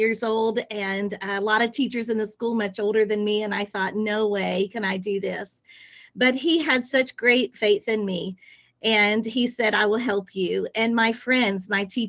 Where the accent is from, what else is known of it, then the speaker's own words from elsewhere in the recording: Atlanta, Georgia, United States; moved away as an adult; also born or lived in Ghana / Dubai; I am from Atlanta